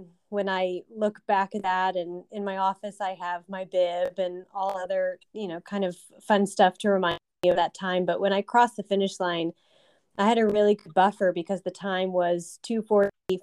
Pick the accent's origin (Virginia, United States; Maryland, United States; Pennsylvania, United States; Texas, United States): Texas, United States; San Antonio; moved away as an adult; also born or lived in Alabama; I am from San Antonio, Texas